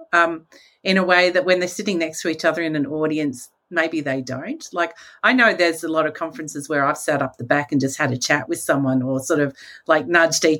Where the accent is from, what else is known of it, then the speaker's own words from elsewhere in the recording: Australia; as an Australian